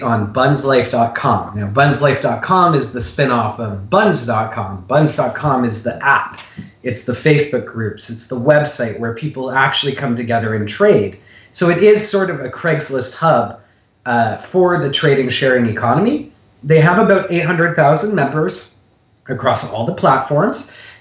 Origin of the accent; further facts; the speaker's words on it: Canada; moved away as an adult; also born or lived in California / Chicago; I'm Canadian, born and raised